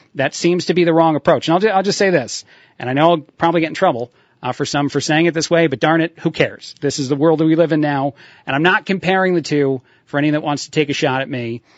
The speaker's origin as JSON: {"language": "English", "region": "New Jersey", "country": "United States", "said": "I'm from Jersey"}